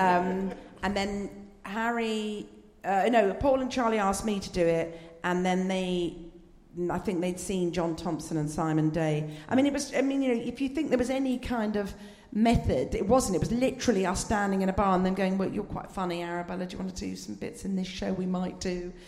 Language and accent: English; Scotland, United Kingdom; accent: posh Scot; as a Scot, a, but as you can tell, a posh Scot